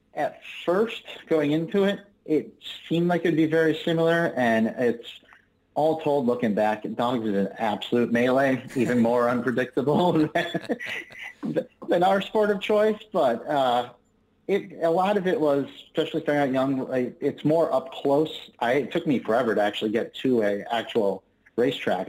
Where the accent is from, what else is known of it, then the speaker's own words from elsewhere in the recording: Springfield, Massachusetts, United States; Springfield, Mass